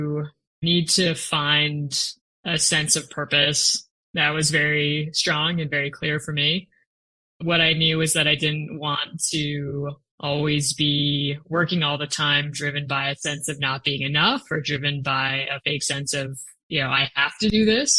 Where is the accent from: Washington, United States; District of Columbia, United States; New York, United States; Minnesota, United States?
Minnesota, United States; Rochester; I grew up in Rochester, Minnesota, which is the hometown of the Mayo Clinic